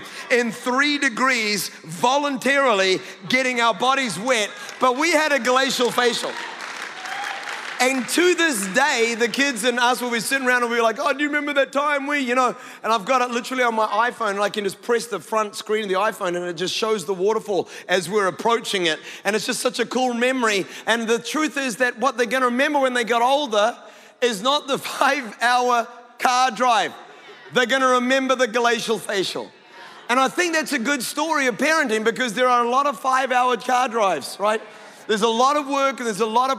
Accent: Scotland, United Kingdom; I'm Scottish

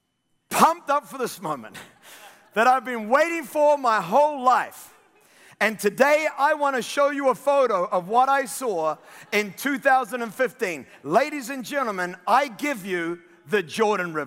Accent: New Zealand; I'm a New Zealander

